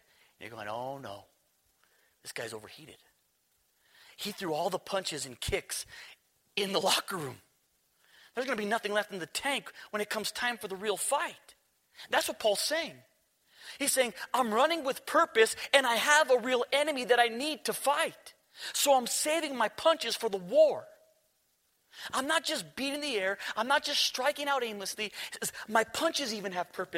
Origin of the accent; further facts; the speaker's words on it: New Mexico, United States; We're from New Mexico